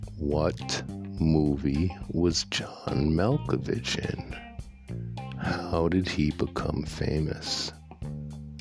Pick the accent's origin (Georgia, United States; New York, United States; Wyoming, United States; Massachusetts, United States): New York, United States; When I was a kid growing up in New York, I never, ever thought about farming